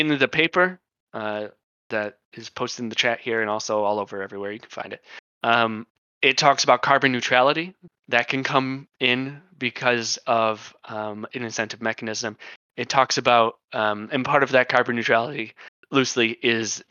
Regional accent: United States; I am American

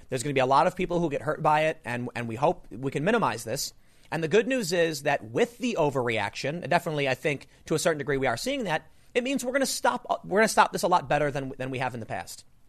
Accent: United States; as an American

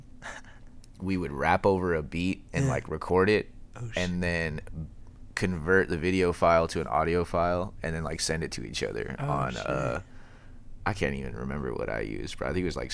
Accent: Tri-Cities, Washington, United States; moved away as an adult; also born or lived in Tacoma, Washington; now in Seattle, United States; I grew up in Tri-Cities, and I graduated high school

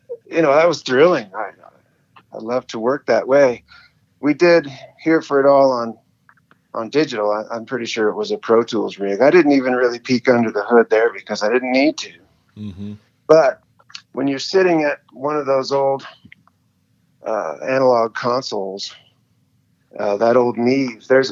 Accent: Montana, United States; I'm born and raised in Montana

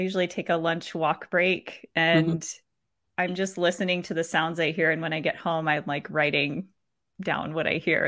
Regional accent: Florida, United States; growing up in Florida and frequenting the beach

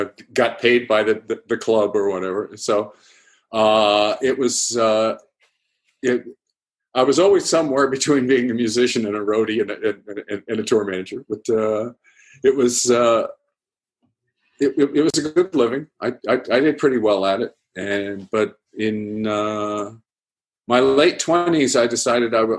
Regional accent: outside of Boston, Massachusetts, United States; now in Thousand Oaks, United States; I grew up outside of Boston in a sleepy little suburb

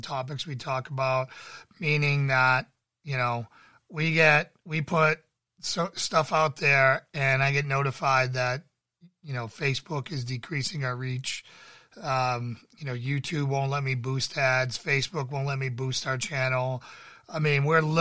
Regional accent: Massachusetts, United States; I grew up in Massachusetts

